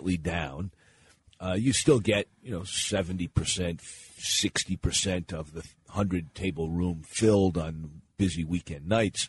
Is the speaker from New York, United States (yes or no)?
no; Pennsylvania, United States; moved away; I was born in Pennsylvania and then returned there after I started my career as a community organizer